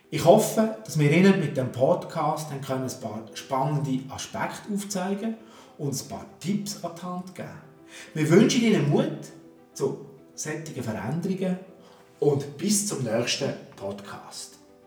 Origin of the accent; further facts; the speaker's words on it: Switzerland; bei uns in der Schweiz